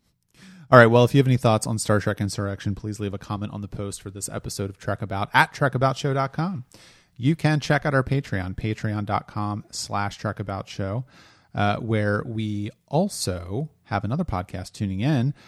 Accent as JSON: {"language": "English", "region": "Delaware", "country": "United States", "said": "I'm from Delaware"}